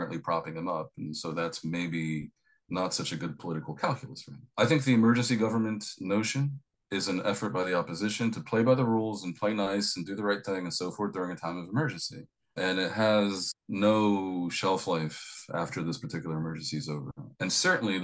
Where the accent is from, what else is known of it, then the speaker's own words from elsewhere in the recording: United States; accent: American; now in Tel Aviv, Israel; obviously I'm American.